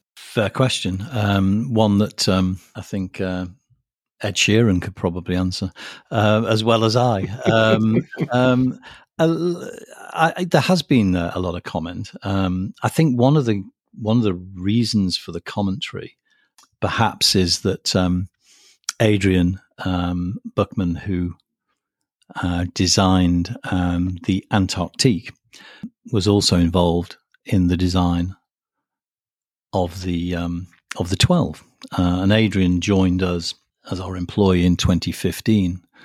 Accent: United Kingdom

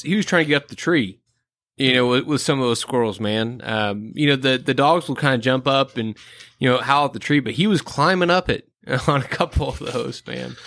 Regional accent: Midwest, United States; I'm a flatlander, I'm from the Midwest

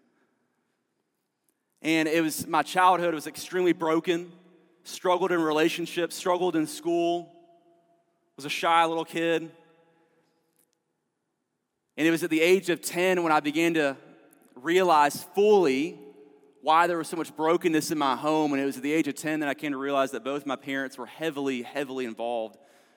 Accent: Fayetteville, North Carolina, United States; I grew up in Fayetteville, North Carolina

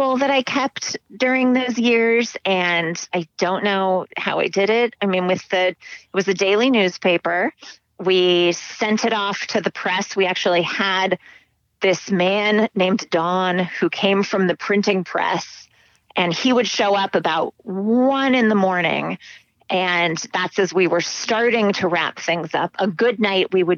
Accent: Scottsdale, Arizona, United States; moved away as an adult; also born or lived in Hanover, New Hampshire; I grew up in Scottsdale, Arizona

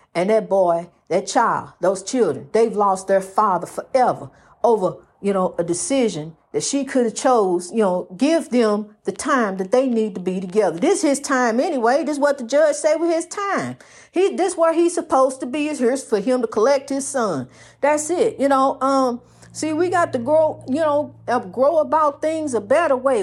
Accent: East St. Louis, Illinois, United States; I wanna see my people in my hometown, my birthplace, East Saint Louis

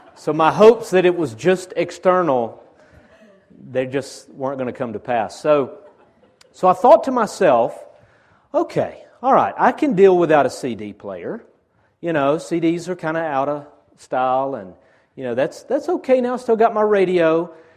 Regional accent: Chickamauga, Georgia, United States; I'm from Chickamauga

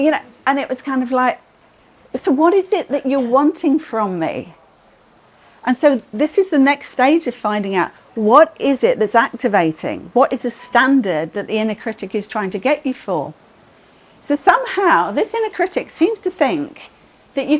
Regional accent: United Kingdom; we're all British

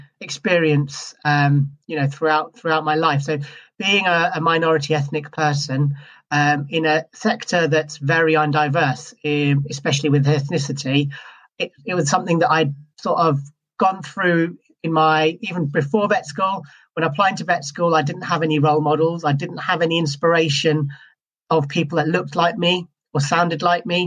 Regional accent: Scotland, United Kingdom; moved away as an adult; also born or lived in Wales / South East England; now in England, United Kingdom; I'm originally from Scotland, and I qualified in Scotland

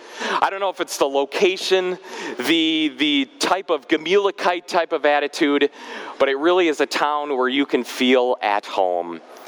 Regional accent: Germantown, Wisconsin, United States; moved away as an adult; now in Frankenmuth, United States; my hometown, which is Germantown, Wisconsin

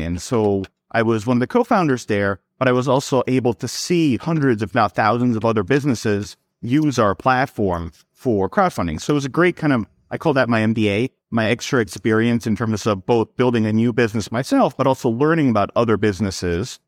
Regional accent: New York, United States; also born or lived in Serbia; I was born in Serbia. I moved to New York when I was six years old, so I grew up in New York

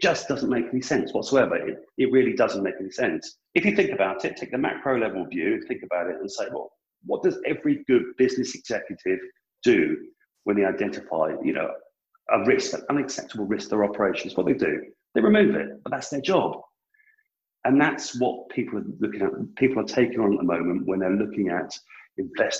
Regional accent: United Kingdom; I'm British

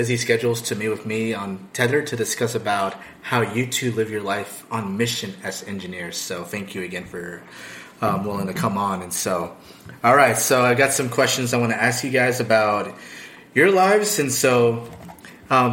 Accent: California, United States; I'm from California.

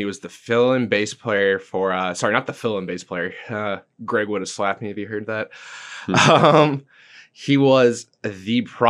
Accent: England, United Kingdom; now in Brandon, United States; So of all places, we moved from England to Brandon, Florida. It wasn't even Tampa.

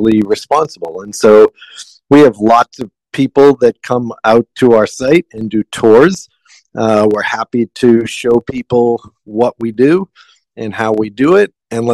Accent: outside of Boston, Massachusetts, United States; moved away as an adult; now in Big Island, Hawaii, United States; So I grew up outside of Boston, Massachusetts, and learned the seafood industry from my grandfather and father.

